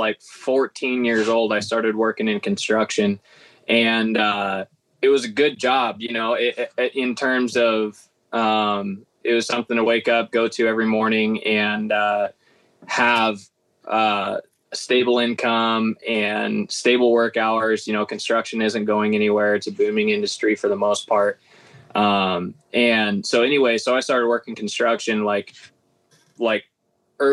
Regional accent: Nebraska, United States; I'm from Nebraska

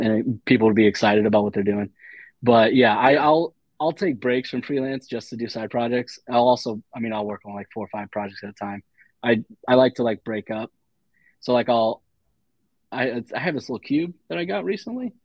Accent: Dayton, Ohio, United States; I'm from Ohio

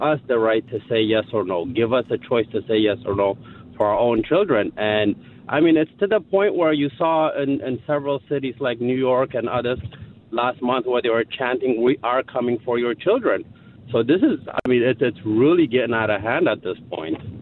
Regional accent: Ethiopia; now in Montgomery County, United States; we are from Ethiopia

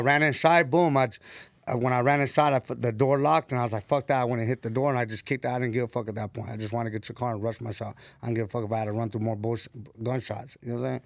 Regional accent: San Bernardino, California, United States; now in Los Angeles, United States; I'm from San Bernardino, from the west side of Deno

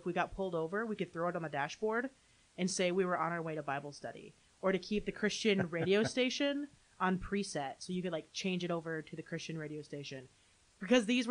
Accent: Holland, Michigan, United States; also born or lived in Grand Rapids, Michigan; now in Saratoga Springs, United States; Grew up in Holland, Michigan

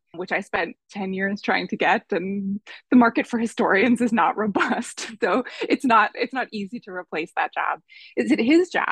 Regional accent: Boston, Massachusetts, United States; moved away as an adult; also born or lived in Berkeley, California; I grew up in the Boston area

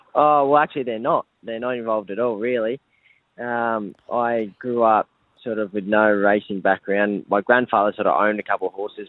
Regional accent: Victoria, Australia; moved away as an adult; also born or lived in New South Wales; now in Brisbane, Australia; I grew up in Victoria

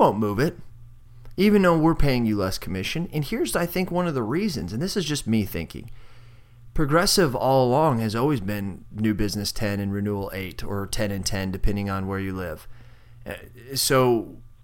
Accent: Southern Illinois, United States; there's two agencies in my hometown

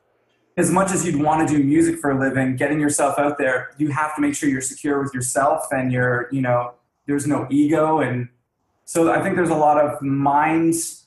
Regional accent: Toronto, Ontario, Canada; I'm from Toronto, Ontario

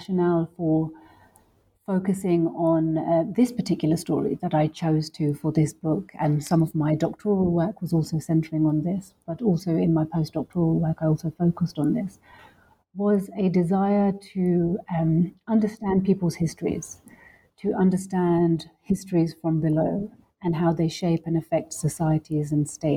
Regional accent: London, United Kingdom; also born or lived in Lahore, Pakistan; I grew up in London, and I also grew up a little bit also in Pakistan, specifically in Lahore, and was always moving between these two cities

